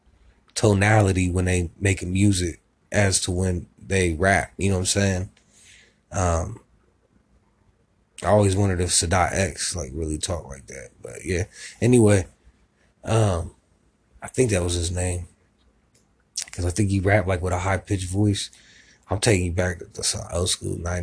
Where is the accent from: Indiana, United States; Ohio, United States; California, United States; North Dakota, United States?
Ohio, United States; Columbus; also born or lived in Miami, Florida; I was raised in Columbus, Ohio